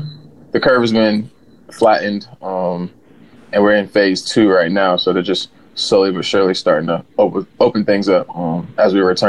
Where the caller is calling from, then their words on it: New Orleans, Louisiana, United States; So yeah, I'm down in New Orleans, Louisiana.